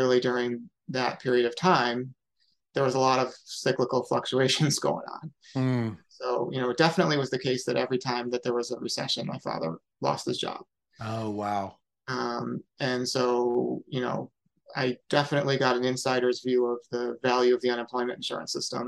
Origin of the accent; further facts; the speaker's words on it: Syracuse, New York, United States; also born or lived in DeWitt, New York; now in Massachusetts, United States; So I am from Syracuse, New York. I actually, my family lived in the city of Syracuse for the first 5 or 6 years of my life. And then we moved to a suburb called DeWitt